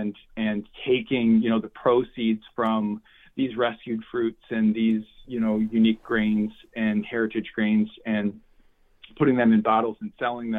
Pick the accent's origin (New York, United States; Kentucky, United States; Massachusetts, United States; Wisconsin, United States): Wisconsin, United States; I grew up in Wisconsin, hunting and deer hunting and fishing and my first memories are in the woods